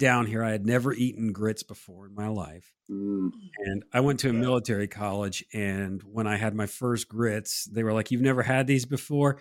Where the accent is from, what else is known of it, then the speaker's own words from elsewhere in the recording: Connecticut, United States; now in South Carolina, United States; I grew up in Connecticut.